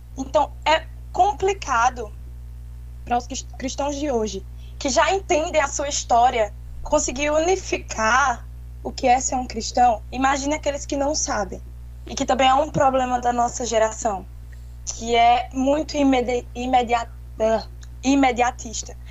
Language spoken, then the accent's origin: Portuguese; Caruaru, Pernambuco, Brazil; Eu sou natural de Pernambuco, Caruaru